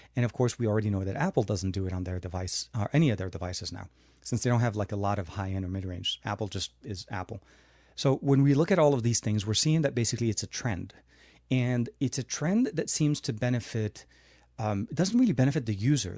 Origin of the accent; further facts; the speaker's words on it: Lebanon; moved away; when I grew up in Lebanon